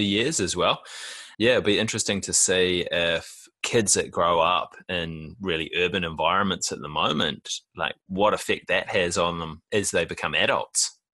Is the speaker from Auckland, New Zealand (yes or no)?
yes; Auckland, New Zealand; I was born in West Auckland